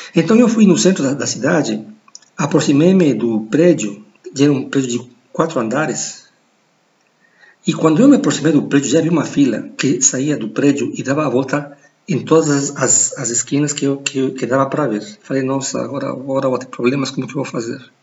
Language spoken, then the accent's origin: Portuguese; Ecuador; Portuguese is a second language; moved away; also born or lived in United States / Brazil; sou, sou equatoriano